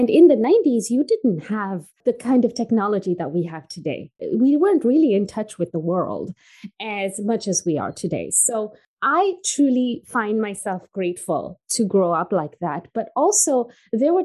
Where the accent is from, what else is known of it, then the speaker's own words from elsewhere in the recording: Moshi, Kilimanjaro, Tanzania; also born or lived in England / Canada; now in United States; And I was born in Tanzania in East Africa. It's a small town. It's called Moshi at the foot of the Kilimanjaro. When I was growing up in the 90s, it was pretty basic the way we grew up